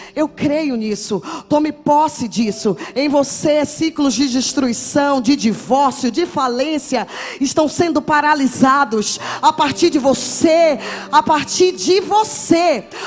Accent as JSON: {"language": "Portuguese", "town": "Salvador", "region": "Bahia", "country": "Brazil", "tie": "born or raised there", "moved": "yes", "lives_now": "São José dos Campos, Brazil", "said": "sou baiana, de Salvador, mas moro em São José dos Campos há 18 anos"}